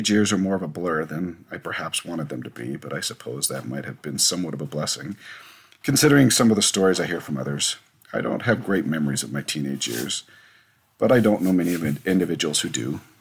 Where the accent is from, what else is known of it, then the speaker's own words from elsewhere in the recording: Whidbey Island, Washington, United States; moved away as an adult; also born or lived in northern Idaho; I grew up on Whidbey Island during my teenage years, and my parents still live there